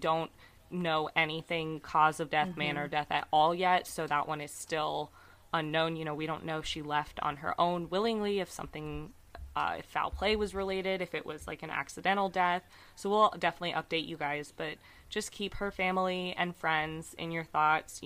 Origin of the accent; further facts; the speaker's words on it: United States; I'm American